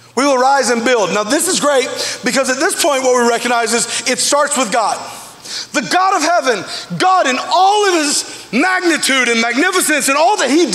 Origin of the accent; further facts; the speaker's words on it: Alabama, United States; I grew up in Alabama